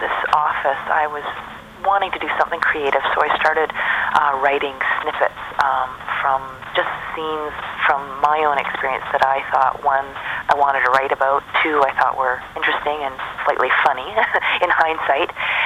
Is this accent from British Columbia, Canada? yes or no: yes; Vancouver, British Columbia, Canada; in my hometown, Vancouver